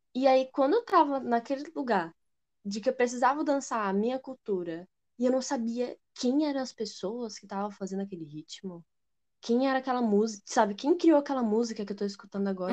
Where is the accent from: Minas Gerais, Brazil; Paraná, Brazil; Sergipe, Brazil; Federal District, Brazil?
Sergipe, Brazil; Aracaju; eu sou de Aracaju, Sergipe